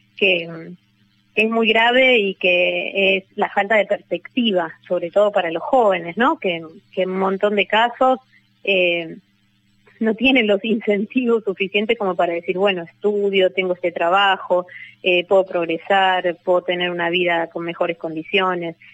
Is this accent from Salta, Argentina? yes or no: no; San Martín, Buenos Aires Province, Argentina; Yo soy de San Martín